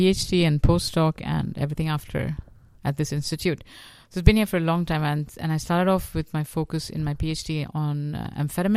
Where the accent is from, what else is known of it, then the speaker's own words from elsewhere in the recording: India; moved away as an adult; also born or lived in Chicago, United States; now in Sweden; I'm by training a clinical psychologist, and I come from India.